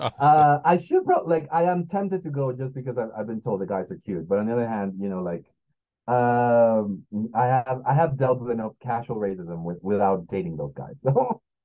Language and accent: English; Mexico City, Mexico; English is a second language; I'm from Mexico